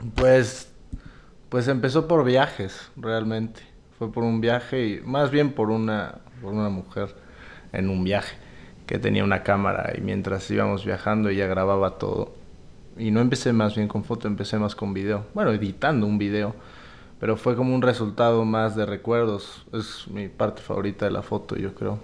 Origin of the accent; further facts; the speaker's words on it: Mexico; soy fotógrafo mexicano